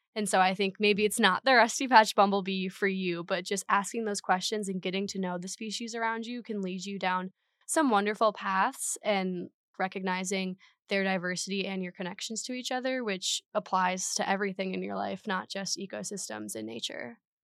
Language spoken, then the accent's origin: English; Minnesota, United States; moved away as an adult; now in Madison, United States; I'm originally from Minnesota in a little nature town.